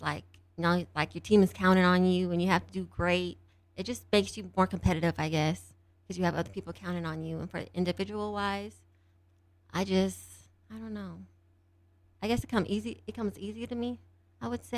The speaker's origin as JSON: {"language": "English", "town": "Denver", "region": "Colorado", "country": "United States", "lives_now": "Grand Junction, United States", "said": "I'm from Denver, Colorado."}